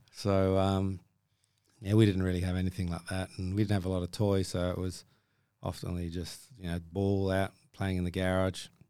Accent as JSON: {"language": "English", "town": "Ballarat", "region": "Victoria", "country": "Australia", "tie": "born or raised there", "moved": "yes", "said": "I grew up in Australia"}